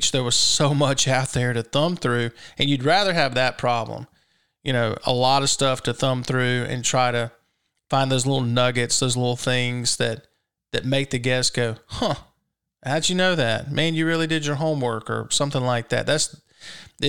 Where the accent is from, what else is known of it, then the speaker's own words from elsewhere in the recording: Brandon, Mississippi, United States; I was from Brandon